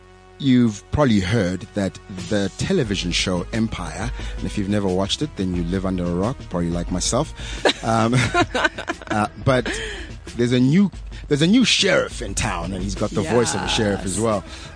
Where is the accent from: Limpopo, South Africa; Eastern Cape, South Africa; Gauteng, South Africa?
Gauteng, South Africa; Soshanguve; I'm from Sosh